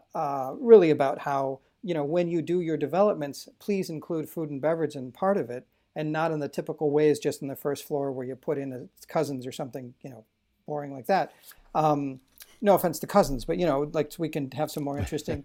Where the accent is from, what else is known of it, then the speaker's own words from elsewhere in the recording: Waukesha, Wisconsin, United States; also born or lived in Mukwonago, Wisconsin; I didn't wanna be from Wisconsin. I grew up in Waukesha